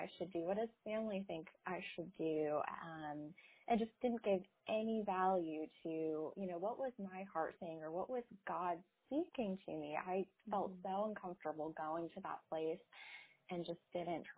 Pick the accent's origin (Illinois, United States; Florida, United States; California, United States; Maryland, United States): Florida, United States; Naples; moved away as an adult; also born or lived in Northeast United States; now in Charlotte, United States; I grew up down in Naples, Florida, and then went to undergrad and grad school up in the Northeast.